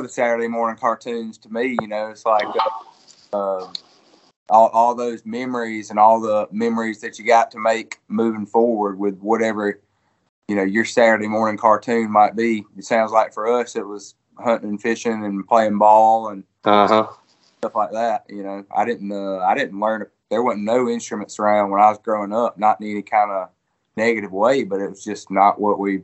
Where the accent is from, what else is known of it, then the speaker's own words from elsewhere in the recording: Elberton, Georgia, United States; I grew up in Fort Sonia, Georgia, in Elbert County. There, about 40 minutes east of Athens